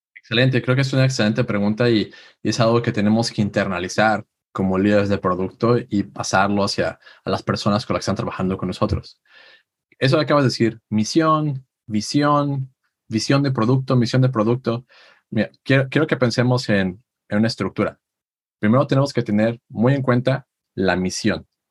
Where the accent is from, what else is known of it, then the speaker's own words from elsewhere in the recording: Aguascalientes, Mexico; moved away as an adult; now in Silicon Valley, United States; Yo soy de México, de una ciudad llamada Aguascalientes.